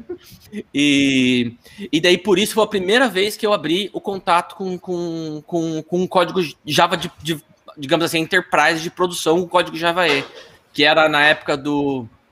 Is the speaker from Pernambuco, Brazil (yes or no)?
no; Apucarana, Paraná, Brazil; moved away as an adult; also born or lived in Londrina; eu sou de Apucarana do Paraná